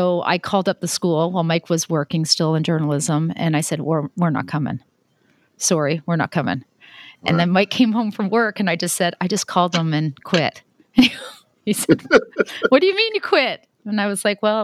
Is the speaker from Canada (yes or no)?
yes; Canada; moved away as an adult; now in Saudi Arabia; I'm Canadian, you know, born and raised